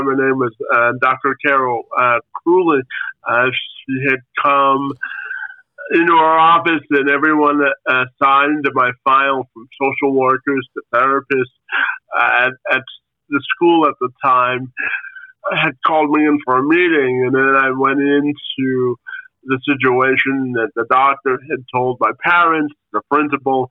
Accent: Windsor, Ontario, Canada; my brother and I are Canadian kids

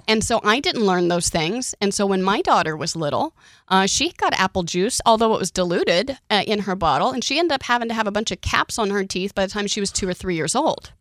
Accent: Oklahoma, United States; I grew up in Oklahoma

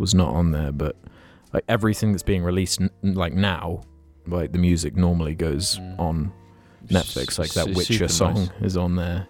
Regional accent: New Zealand; born there; I'd just say, oh, I was born in New Zealand.

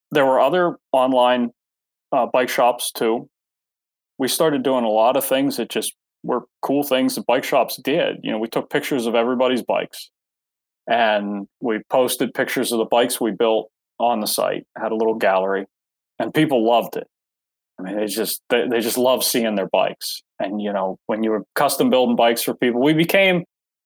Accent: Pittsburgh, Pennsylvania, United States; moved away; I grew up in Pennsylvania. I grew up near Pittsburgh, outside of Pittsburgh.

